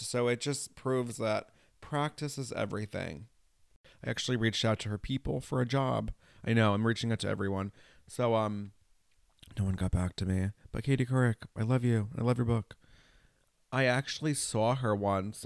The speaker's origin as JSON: {"language": "English", "region": "New York", "country": "United States", "also_born_or_lived": "Los Angeles", "said": "I'm from New York and I used to live in L"}